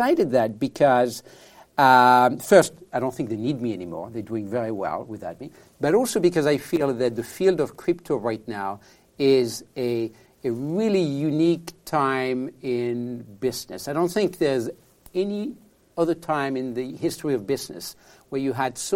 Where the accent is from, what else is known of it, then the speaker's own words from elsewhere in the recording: France; accent: French; English is a second language; moved away as an adult; now in San Francisco, United States; I'm from France originally, as you can tell from my accent. I live in San Francisco